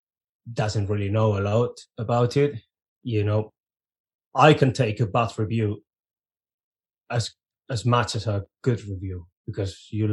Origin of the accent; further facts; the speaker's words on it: Reading, South East England, United Kingdom; we were from the not very Viking town of Reading.